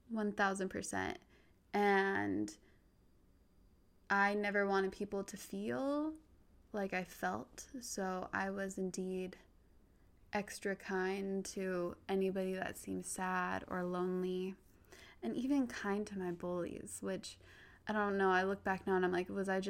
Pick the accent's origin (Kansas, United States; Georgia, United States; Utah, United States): Utah, United States; I grew up in Utah, predominantly white